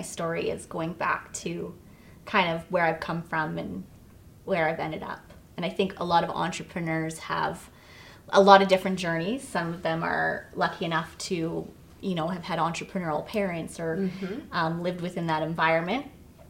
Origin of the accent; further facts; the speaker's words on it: Vancouver, British Columbia, Canada; also born or lived in Toronto, Canada; And I was born in Toronto, and my parents, when I was really young, we moved to Vancouver